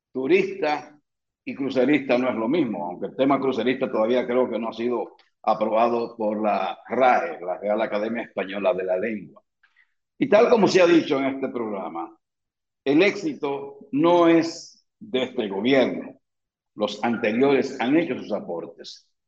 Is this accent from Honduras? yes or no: no; Dominican Republic; por los gozones que somos los dominicanos.